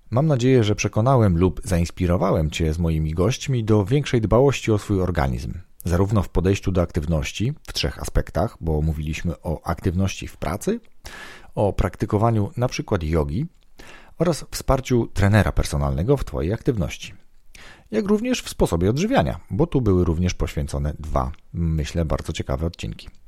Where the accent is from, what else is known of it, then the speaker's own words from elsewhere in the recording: Poznań, Greater Poland, Poland; jestem z Poznania